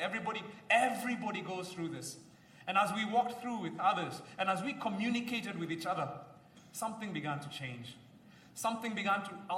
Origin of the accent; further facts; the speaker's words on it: Kenya; like many Kenyans